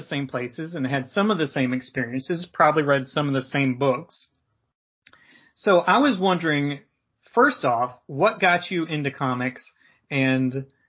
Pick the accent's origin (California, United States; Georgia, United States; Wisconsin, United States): Georgia, United States; Perry; my hometown, Perry, Georgia